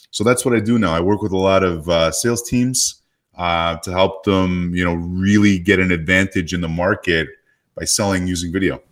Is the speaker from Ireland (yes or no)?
no; Canada; now in Phoenix, United States; I live in Phoenix, Arizona, 'cause I grew up in Canada and there's no snow where I live